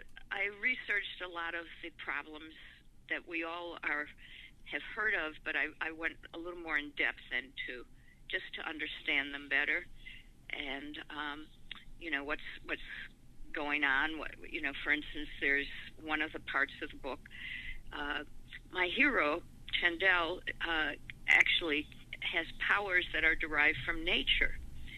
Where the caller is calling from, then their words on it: Maui, Hawaii, United States; I am calling you from Maui in Hawaii.